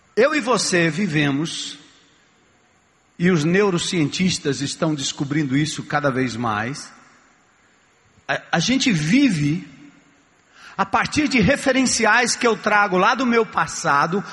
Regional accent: São Paulo, Brazil; Eu nasci na, em São Paulo

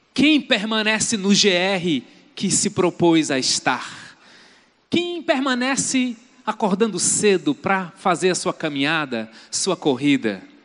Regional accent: Brazil; muitos de nós somos brasileiros

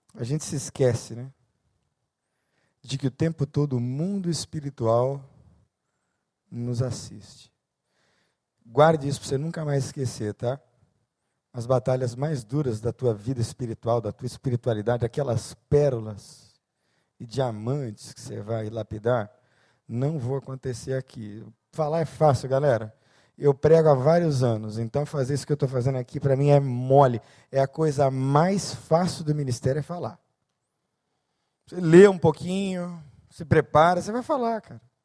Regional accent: São Paulo, Brazil; Sou nascido em São Paulo, então, numa selva de cinquenta cariocas, eu era o único paulista

